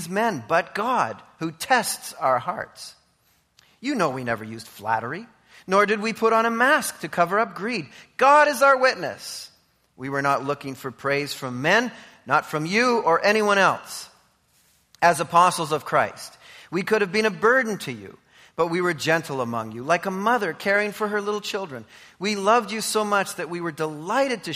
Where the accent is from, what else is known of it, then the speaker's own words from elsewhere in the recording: Canada; I'm a Canadian